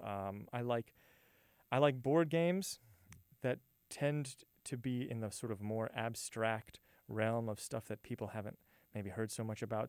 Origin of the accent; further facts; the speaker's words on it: Hammond, Louisiana, United States; moved away as an adult; also born or lived in New Orleans, Louisiana; now in San Angelo, United States; So I'm born and raised in Louisiana, actually, uh, born right outside New Orleans, and then grew up in a town called Hammond, Louisiana